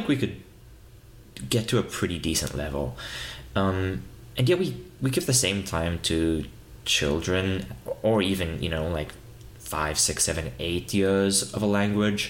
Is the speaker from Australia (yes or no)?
no; South Africa; born or raised there; first language English